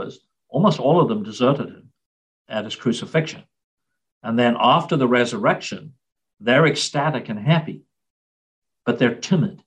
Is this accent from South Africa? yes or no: yes; South Africa; now in United States; growing up in South Africa, Ascension Day was always a public holiday